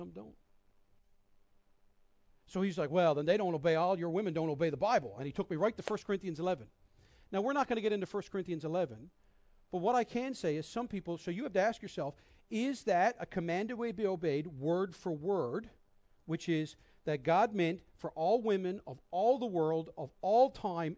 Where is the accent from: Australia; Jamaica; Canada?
Canada; Newfoundland and Labrador; also born or lived in Minneapolis; I grew up here in Newfoundland, had never been outside much of this city. And at 17, moved to Minneapolis